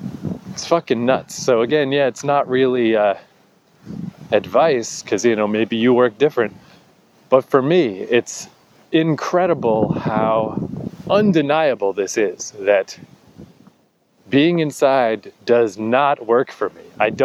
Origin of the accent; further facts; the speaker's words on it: New Brunswick, Canada; I'm still in Odell Park in my hometown.